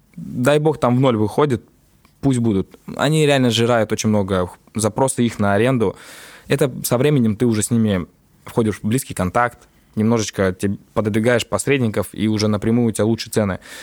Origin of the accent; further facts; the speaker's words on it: Tallinn, Harju County, Estonia; я родился в Копле